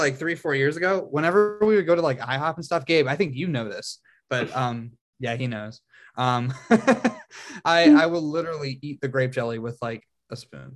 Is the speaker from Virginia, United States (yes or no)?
yes; Virginia, United States; I'm from Virginia